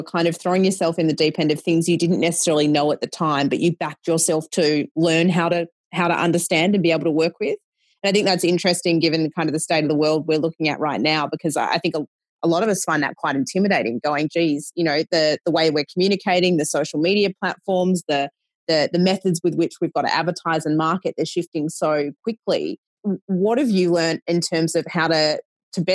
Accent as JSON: {"language": "English", "country": "Australia", "said": "as an Aussie yourself"}